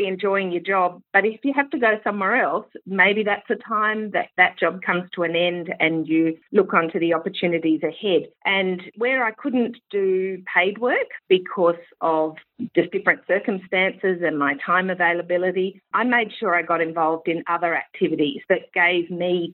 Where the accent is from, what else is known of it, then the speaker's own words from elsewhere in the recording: Sydney, New South Wales, Australia; moved away as an adult; also born or lived in United States; I was actually in my hometown, which was Sydney